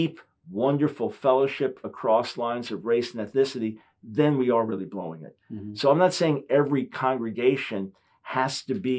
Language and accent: English; United States; I'm American